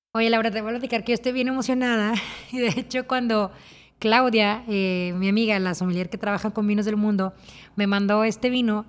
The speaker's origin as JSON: {"language": "Spanish", "country": "Mexico", "said": "yo soy líder mexicana"}